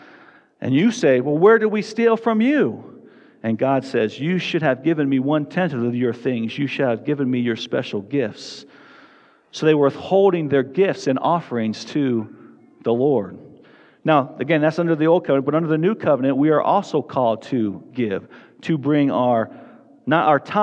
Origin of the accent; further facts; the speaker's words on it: Tucson, Arizona, United States; now in Fort Collins, United States; I grew up in Tucson, Arizona.